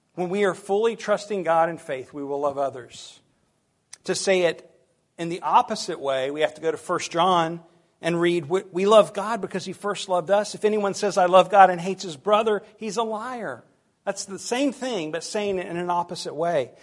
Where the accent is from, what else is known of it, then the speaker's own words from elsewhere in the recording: United States; us as American Christians